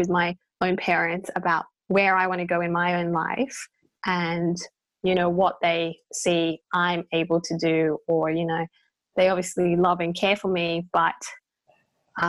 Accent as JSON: {"language": "English", "country": "Australia", "tie": "born or raised there", "said": "My parents are Chinese, but I was born in Australia"}